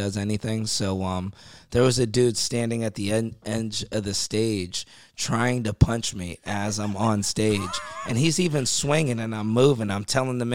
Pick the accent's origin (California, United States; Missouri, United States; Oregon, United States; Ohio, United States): Ohio, United States; Youngstown; this guy from my hometown, Youngstown